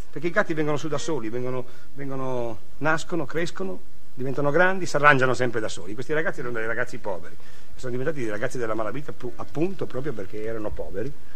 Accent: Trieste, Friuli-Venezia Giulia, Italy; now in Milan, Italy

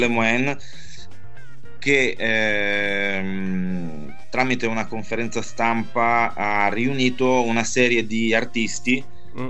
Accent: Milan, Lombardy, Italy; sono di Milano

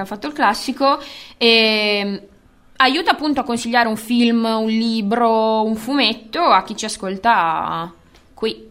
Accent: Bologna, Emilia-Romagna, Italy; Noi siamo nati e cresciuti a Basket City

